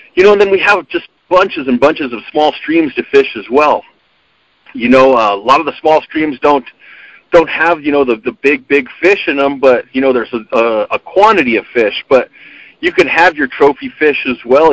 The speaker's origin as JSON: {"language": "English", "region": "Arizona", "country": "United States", "tie": "born or raised there", "also_born_or_lived": "northern New Mexico", "moved": "yes", "lives_now": "New Mexico, United States", "said": "I grew up in Arizona"}